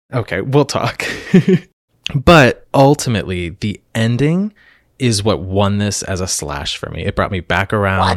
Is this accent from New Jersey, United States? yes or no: no; Lancaster, Pennsylvania, United States; I am from Lancaster, Pennsylvania